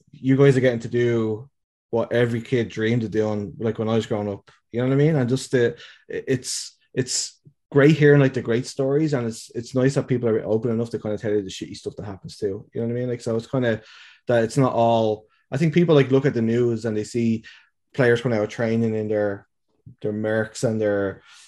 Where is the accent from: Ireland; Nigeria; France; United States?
Ireland; Dublin, Leinster; now in Halifax, Canada; I'm from Dublin originally, and obviously with the pandemic, like I haven't been able to go home for the past 2 years